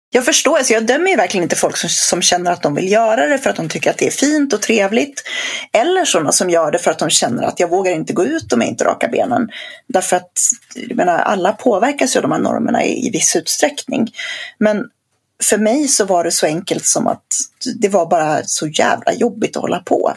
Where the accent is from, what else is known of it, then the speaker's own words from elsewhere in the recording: Sweden; jag som infödd svensk